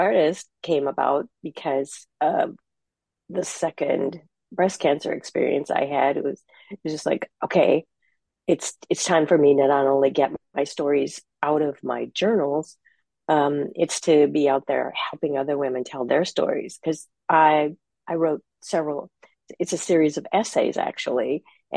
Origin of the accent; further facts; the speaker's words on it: Minnesota, United States; now in Half Moon Bay, United States; I'm in Half Moon Bay, California now. I'm originally from Minnesota.